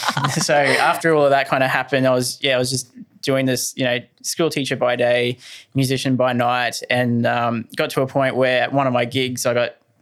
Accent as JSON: {"language": "English", "town": "Ingham", "region": "Queensland", "country": "Australia", "said": "I'm a North Queensland product. I'm from Ingham"}